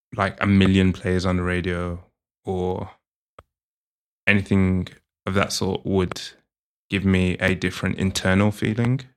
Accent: England, United Kingdom

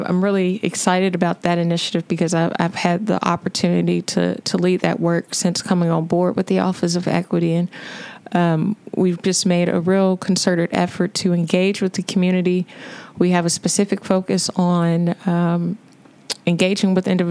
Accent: Louisville, Kentucky, United States; I'm born and raised in Louisville, went to the historic Central High School

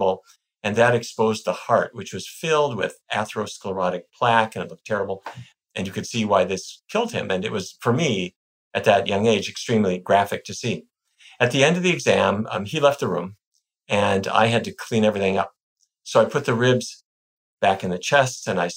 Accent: Fargo, North Dakota, United States; now in Washington, D.C., United States; I grew up in North Dakota in a town called Fargo.

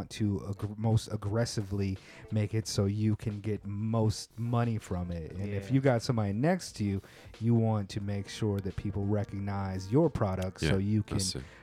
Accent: West Coast, United States; now in Japan; I come from the West Coast

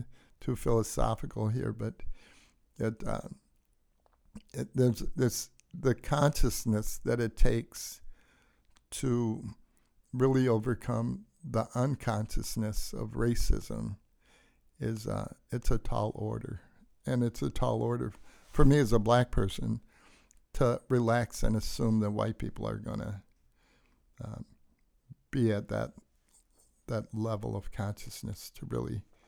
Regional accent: Detroit, Michigan, United States; so when I grew up in Detroit, we didn't go to church except on Easter

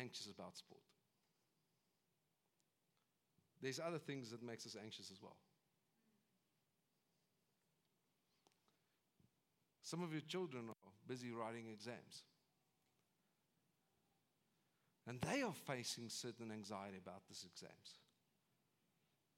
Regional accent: South Africa; as South Africans

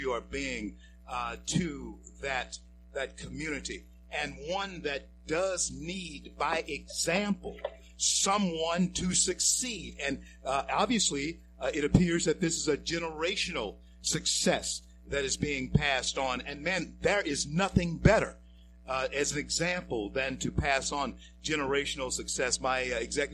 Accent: Shreveport, Louisiana, United States; my hometown of Shreveport, Louisiana

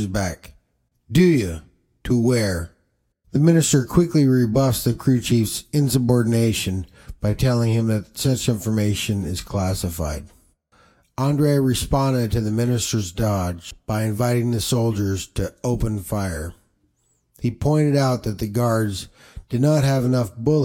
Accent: Washington, United States; growing up in Washington State

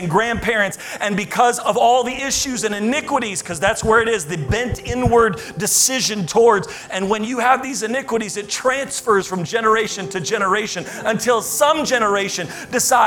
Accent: United States

